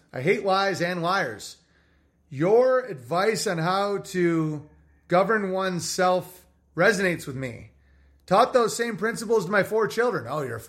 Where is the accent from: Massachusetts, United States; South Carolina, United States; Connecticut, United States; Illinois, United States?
Massachusetts, United States; I grew up in the Berkshire Mountains of Western Massachusetts.